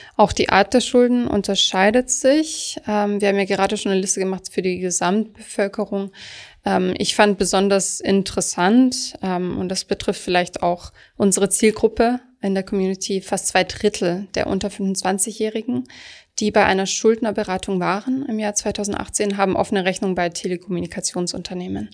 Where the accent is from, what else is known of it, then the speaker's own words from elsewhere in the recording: Swabia, Germany; Ich komme zum Beispiel aus Süddeutschland.